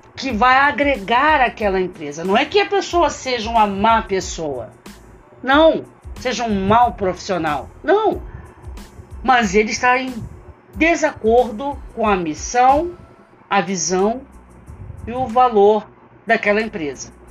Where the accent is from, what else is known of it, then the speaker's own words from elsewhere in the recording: Brazil; nós, enquanto brasileiros